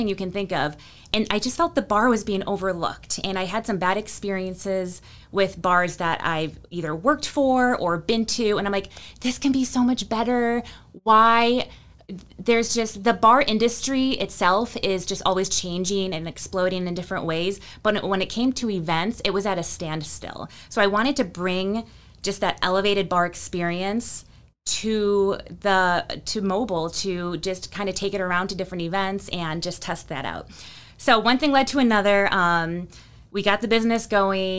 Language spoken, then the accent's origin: English; Buffalo, New York, United States; moved away as an adult; also born or lived in Colorado; now in Winston-Salem, United States; I grew up in Buffalo, New York